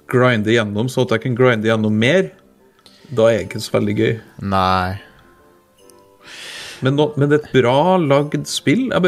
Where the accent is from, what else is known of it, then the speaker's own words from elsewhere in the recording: Trøndelag, Norway; Ja, ja, altså, jeg er fra Trøndelag